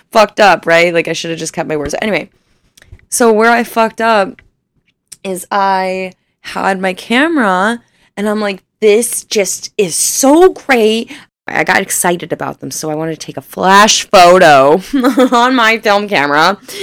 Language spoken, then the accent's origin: English; Northern Ohio, United States; I was born and raised in Northern Ohio.